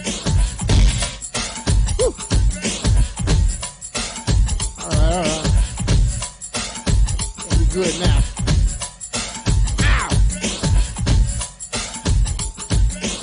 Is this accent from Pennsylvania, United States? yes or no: no; Washington, District of Columbia, United States; I'm from Southeast